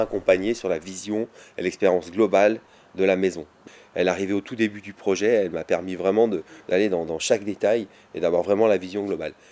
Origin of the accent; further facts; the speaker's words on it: Vercors, Auvergne-Rhône-Alpes, France; also born or lived in Grenoble; je suis né à Grenoble et j'ai grandi dans le Vercors.